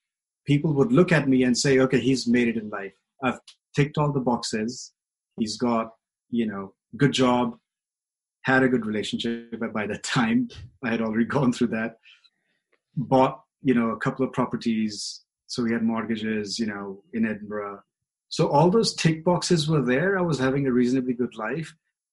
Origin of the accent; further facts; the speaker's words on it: India; moved away; I grew up in India with a very conventional idea of relationship